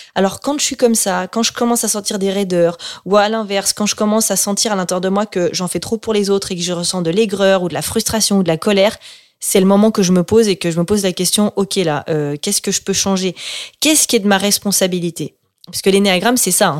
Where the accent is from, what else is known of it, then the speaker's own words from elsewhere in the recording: France; moved away; also born or lived in Switzerland; J'étais dans une école en Suisse, et donc moi je suis française.